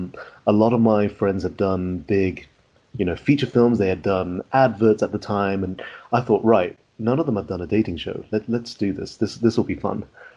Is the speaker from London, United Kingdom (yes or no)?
no; West Midlands, United Kingdom; accent: West Midlands; now in Oxford, United Kingdom; Or since I moved to Oxford, I lost my accent from the West Midlands, so that's probably helped out a lot.